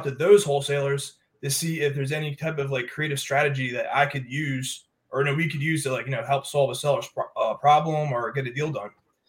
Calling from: Durham, North Carolina, United States; I'm tuning in from Durham, North Carolina.

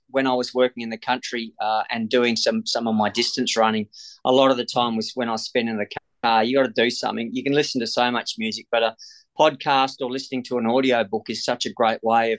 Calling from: Perth, Western Australia, Australia; Phoning from Perth, Western Australia.

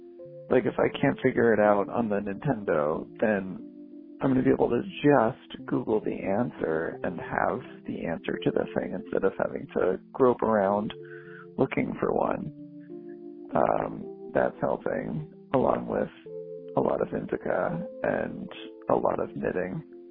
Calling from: Boston, Massachusetts, United States; I am calling from Boston.

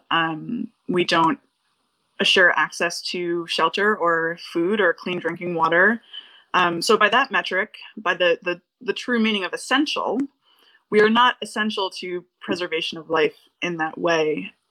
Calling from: Northampton, Massachusetts, United States; I'm calling from Northampton, Massachusetts.

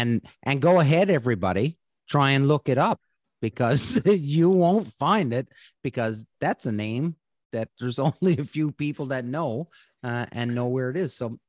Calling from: Odessa, Ontario, Canada; And I'm coming from Odessa, Ontario.

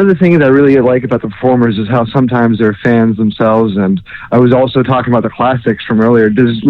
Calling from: Orlando, Florida, United States; calling in from Orlando

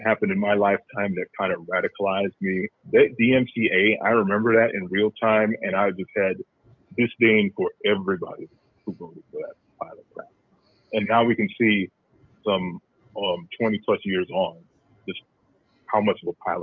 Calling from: Cleveland, Ohio, United States; calling from Cleveland, Ohio.

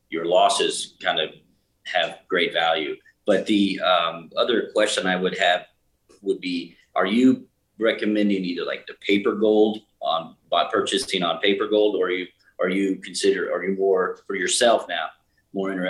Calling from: Thailand; I'm calling you from Thailand, just up the way, just up the way from you're, yourself.

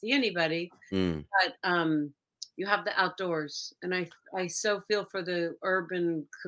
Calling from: New York City, New York, United States; I'm calling in from New York City.

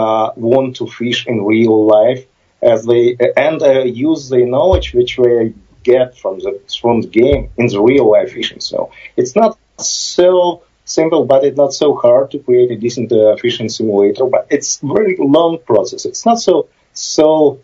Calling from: Kyiv, Ukraine; I'm Skyping from Kyiv, Ukraine. Part of our team was in Kyiv, part in New York, so... now I'm in Kyiv, Ukraine

